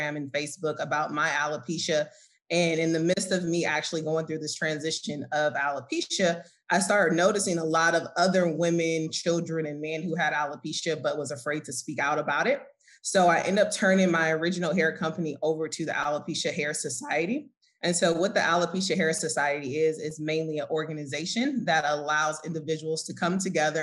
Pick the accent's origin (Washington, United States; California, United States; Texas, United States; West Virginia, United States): California, United States; Oakland; moved away as an adult; now in Atlanta, United States; I'm originally from Oakland, California, and I recently now resigned in Atlanta. I just moved out here a year ago